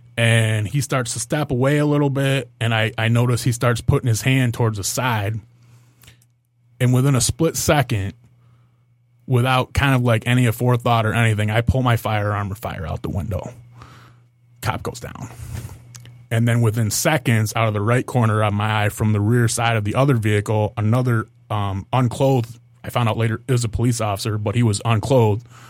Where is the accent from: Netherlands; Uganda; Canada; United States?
United States; Monroe County, Michigan; also born or lived in Toledo, Ohio; I was growing up in Monroe County